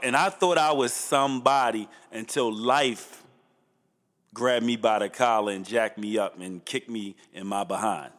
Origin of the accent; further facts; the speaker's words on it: Baltimore, Maryland, United States; I grew up in Northeast on Tivoli and Chilton